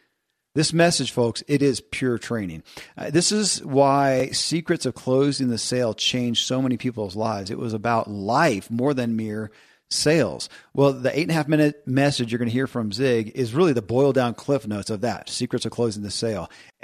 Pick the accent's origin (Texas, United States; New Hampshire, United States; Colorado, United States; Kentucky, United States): Kentucky, United States; born or raised there